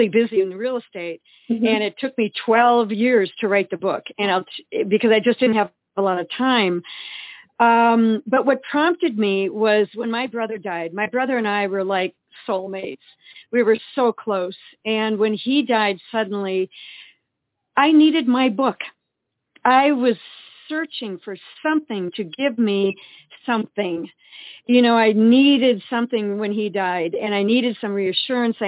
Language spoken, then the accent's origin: English; Eau Claire, Wisconsin, United States; We grew up in Eau Claire, Wisconsin